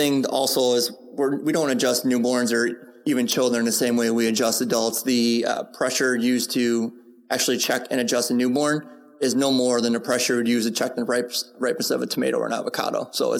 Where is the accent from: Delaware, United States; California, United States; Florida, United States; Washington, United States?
California, United States; San Diego; Nobody knew who I was in general because I was just from San Diego.